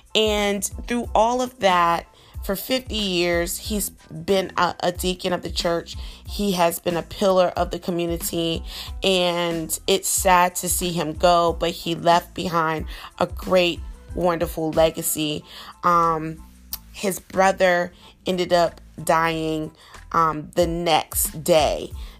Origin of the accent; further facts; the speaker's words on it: South Carolina, United States; I'm from South Carolina. I know a lot of people ask me, are you sure about that? Because every time I tell somebody I'm from South Carolina, they're like, you don't sound like a South Carolinian.